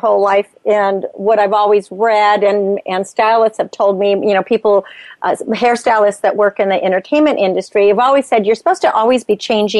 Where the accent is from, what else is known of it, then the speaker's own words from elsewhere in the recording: Napa Valley, California, United States; I was growing up in Napa Valley and working in the fruit sheds